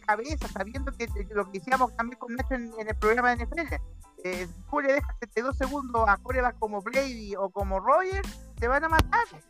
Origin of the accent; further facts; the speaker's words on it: Chile; nosotros que somos chilenos.